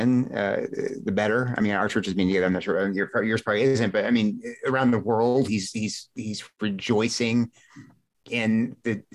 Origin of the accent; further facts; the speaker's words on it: United States; as an American